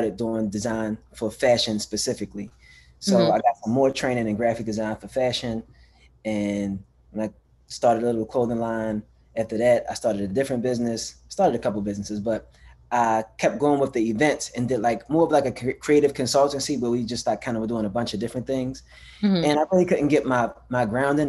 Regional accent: Baltimore, Maryland, United States; also born or lived in Pennsylvania; I'm born and raised in Baltimore

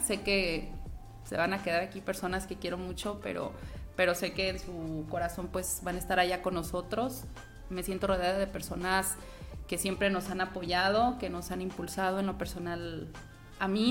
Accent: Guanajuato, Mexico; now in La Piedad, Mexico; yo soy guanajuatense

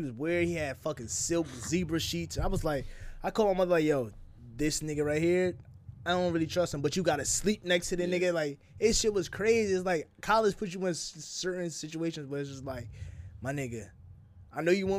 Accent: New Jersey, United States; I'm from Jersey.

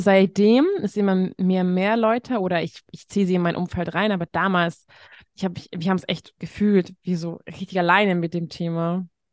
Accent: Hungary; moved away; ich komme aus Ungarn

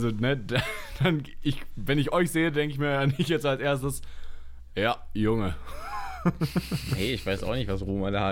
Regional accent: Halle, Saxony-Anhalt, Germany; Ich bin in Halle geboren.

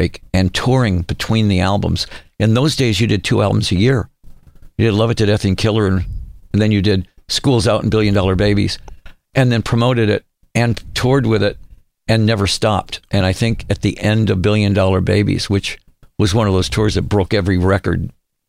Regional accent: Detroit, Michigan, United States; moved away; also born or lived in Phoenix, Arizona; I'm from Detroit, you know, and the band from Ohio, we were all Midwest guys that met in Phoenix, went to school together

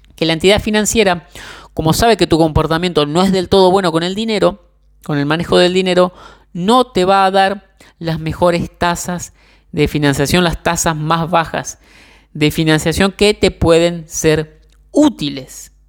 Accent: Argentina; yo soy de Argentina

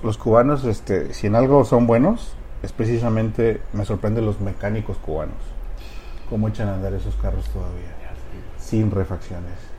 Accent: Uruapan, Michoacán, Mexico; moved away as an adult; also born or lived in Havana, Cuba; mi, formación básica pues la hice en Uruapan.

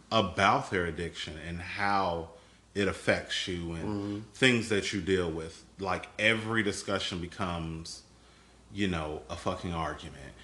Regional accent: Chicago, Illinois, United States; moved away as an adult; now in Houston, United States; I am not originally from Texas. Um, all of my family, all of my family, are in Chicago

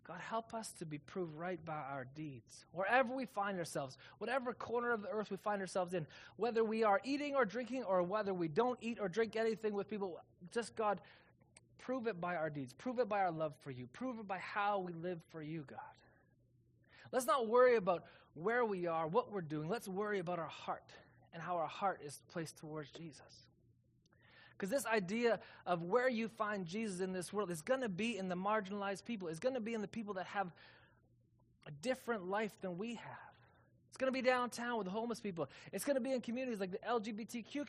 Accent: Calgary, Alberta, Canada; now in Kelowna, Canada; I'm from Calgary

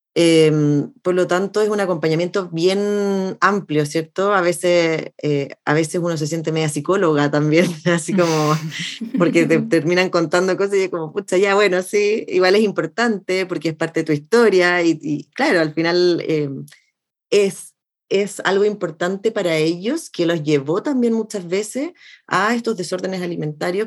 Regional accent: Chile; soy chilena

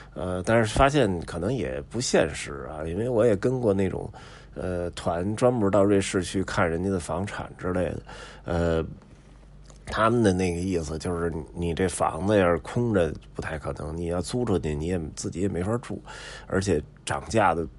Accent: Beijing, China; 北京人从小在这儿长大，也没发愁过房子问题

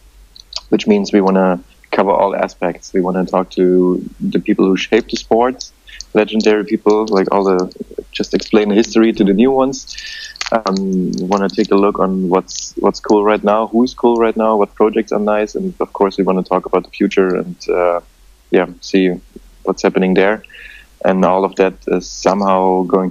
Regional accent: Dresden, Saxony, Germany; my own hometown, to Dresden in the east of Germany

